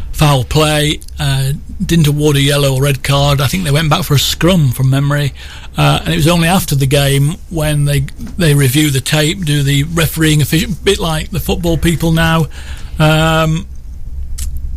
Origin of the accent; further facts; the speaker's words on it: England, United Kingdom; I'm an Englishman